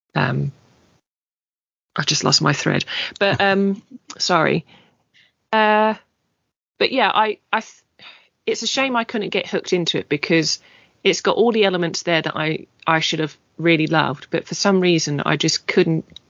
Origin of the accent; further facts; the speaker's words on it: English British, England, United Kingdom; being English British, slightly more reserved and quiet, and that's it's almost bred into us